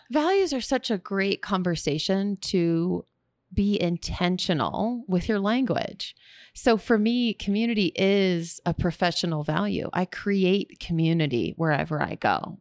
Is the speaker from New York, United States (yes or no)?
no; Texas, United States; moved away; also born or lived in California; I'm from Texas